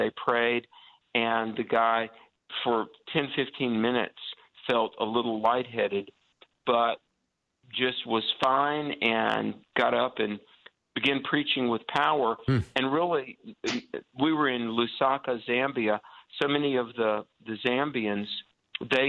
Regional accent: the South, United States; accent: southern; my southern accent

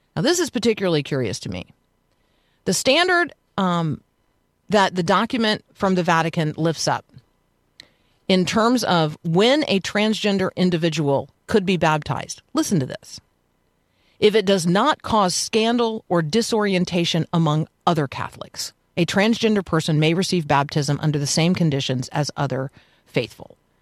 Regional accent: United States; as an American

